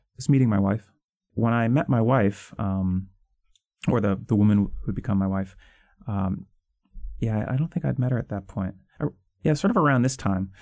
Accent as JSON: {"language": "English", "area": "outside of Boston", "region": "Massachusetts", "country": "United States", "tie": "born or raised there", "said": "I grew up mostly outside of Boston"}